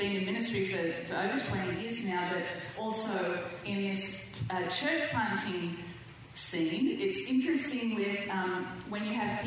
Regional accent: Australia; moved away as an adult; now in Southern California, United States; I'm too Australian

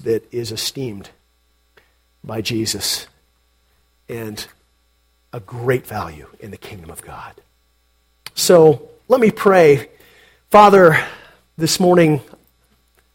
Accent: Portland, Oregon, United States; I grew up in Portland?

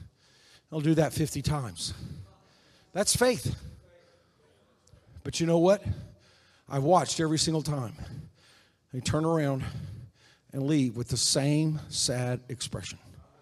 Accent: South Korea; I was raised in Korea. My parents were missionaries there.

